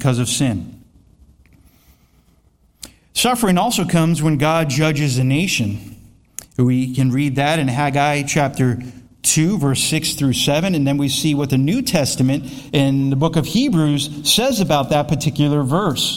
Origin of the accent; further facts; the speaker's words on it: Florida, United States; I am from Florida